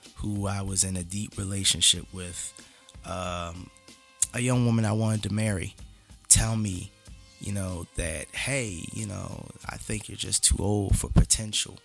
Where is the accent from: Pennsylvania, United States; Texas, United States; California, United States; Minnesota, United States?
Pennsylvania, United States; Philadelphia; I grew up very differently in North Philly